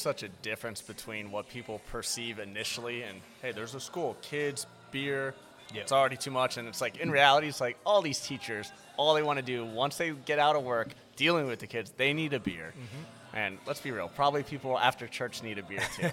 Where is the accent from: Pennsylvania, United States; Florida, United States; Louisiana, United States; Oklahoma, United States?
Florida, United States; also born or lived in Virginia / Washington, D.C.; I was born and raised in Florida